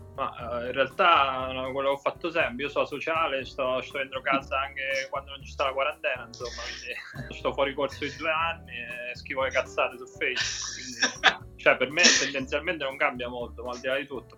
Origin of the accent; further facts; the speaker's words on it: Abruzzo, Italy; moved away; il mio paese che è il paese meno cacato d'Italia è d'Abruzzo